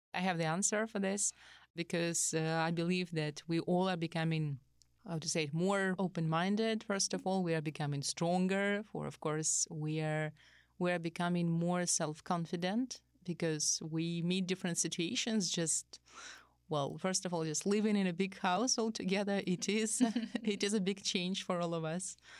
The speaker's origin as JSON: {"language": "English", "region": "Saint Petersburg", "country": "Russia", "moved": "as an adult", "lives_now": "Ohio, United States", "said": "I'm from Russia, Saint Petersburg, and I'm teaching you Russian here"}